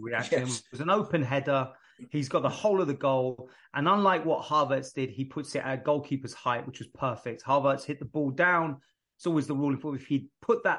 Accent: London, United Kingdom; moved away as an adult; also born or lived in Brentford; now in United States; I grew up in North London, but I lived in close to Brentford

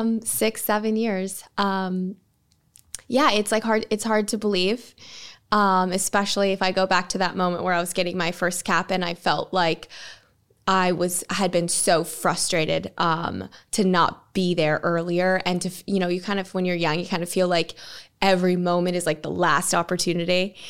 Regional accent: United States; moved away as an adult; now in Manchester, United Kingdom; as an American

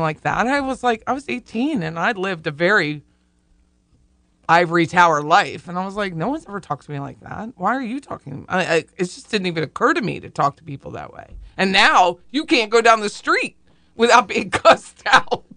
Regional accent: Harrisburg, United States; I looked at a home in Harrisburg, 'cause that's my hometown

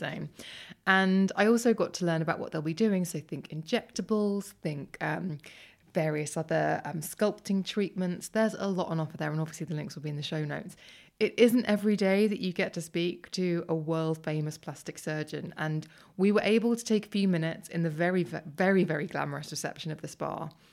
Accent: London, United Kingdom; my hometown

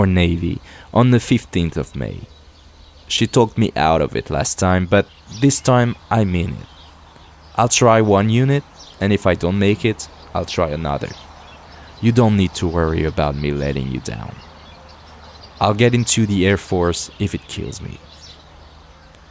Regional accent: France; accent: French; English is a second language; my French accent.

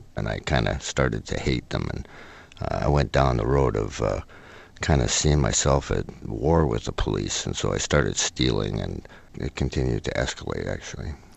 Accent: Oak Bay, British Columbia, Canada; I was brought up in a in Oak Bay

